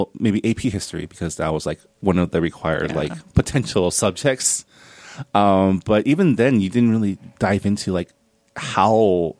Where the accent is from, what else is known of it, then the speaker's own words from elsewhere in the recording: Southern California, United States; I was raised in Southern California in like the SGV and very diverse, very heavily Asian area of the country.